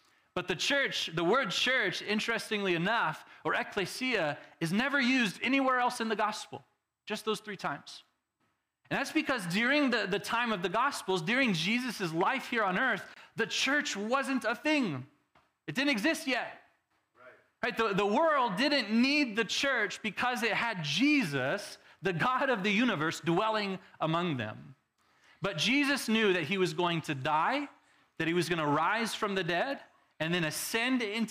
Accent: Texas, United States; now in Arizona, United States; I'm from Texas

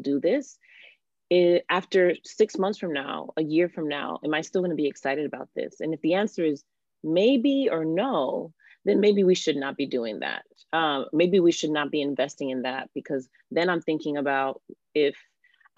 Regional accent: Miami, Florida, United States; now in New Jersey, United States; I am originally from Miami, Florida, and now live in New Jersey

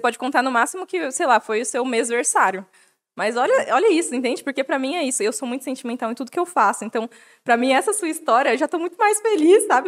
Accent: Jundiaí, São Paulo, Brazil; moved away as an adult; now in Atibaia, Brazil; eu sou de Jundiaí, que é a cidade do lado

